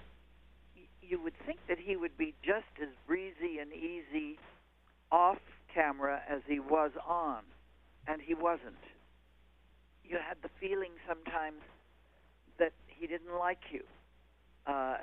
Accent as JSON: {"language": "English", "region": "Quebec", "country": "Canada", "tie": "born or raised there", "moved": "yes", "said": "we were both Canadian-born. I was from Quebec"}